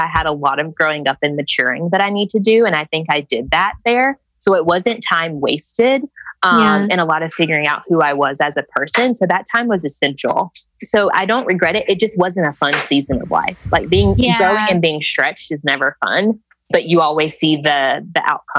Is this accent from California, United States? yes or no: no; Georgia, United States